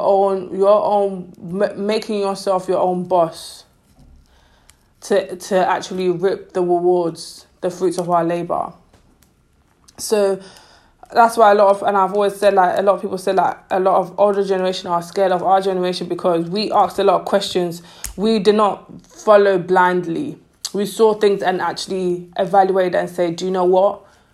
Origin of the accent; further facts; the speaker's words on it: London, United Kingdom; Growing up in London, like I'm 25, growing up in London, being African wasn't cool.